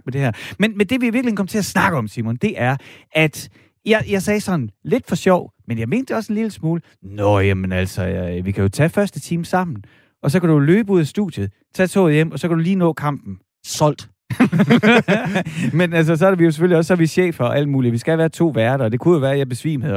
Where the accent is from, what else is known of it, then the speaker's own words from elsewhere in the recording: Horsens, Central Denmark Region, Denmark; jeg er fra Horsens